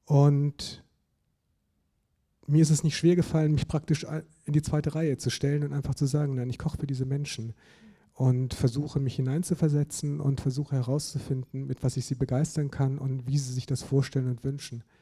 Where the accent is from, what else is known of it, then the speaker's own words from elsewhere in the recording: Germany; Also ich komme ja auch aus Süddeutschland